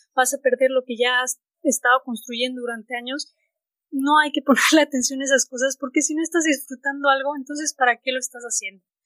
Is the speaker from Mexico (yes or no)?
yes; Mexico; soy mexicana